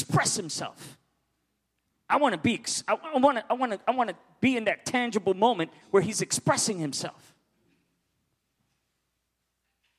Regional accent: New York City, New York, United States; moved away; Born and raised in New York

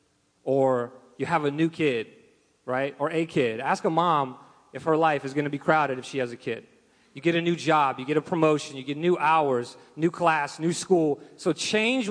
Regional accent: Russia; moved away; I'm from Russia

